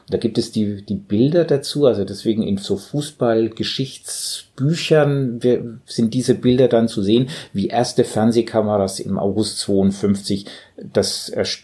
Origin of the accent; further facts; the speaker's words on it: Southern Germany, Germany; also ich als Süddeutscher kenne